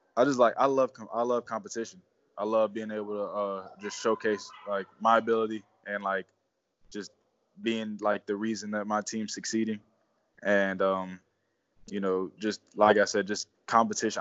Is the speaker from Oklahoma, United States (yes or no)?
no; South Florida, United States; moved away as an adult; also born or lived in Mount Union; growing up in South Florida